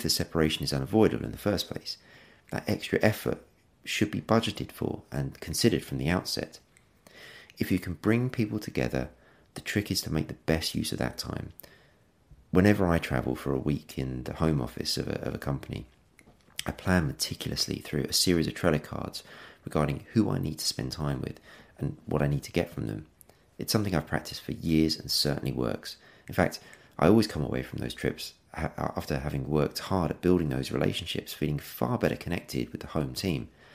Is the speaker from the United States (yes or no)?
no; England, United Kingdom; being English